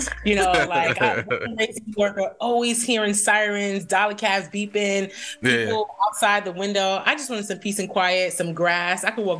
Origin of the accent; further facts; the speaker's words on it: New York City, New York, United States; moved away as an adult; also born or lived in Jamaica, Queens; now in Georgia, United States; So I was born in Jamaica, Queens, raised in the south side of Bronx, BX all day. I still rep BX.